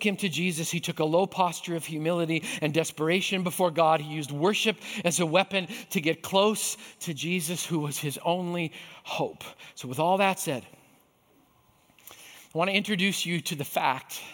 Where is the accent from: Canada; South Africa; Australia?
Canada; I grew up in Canada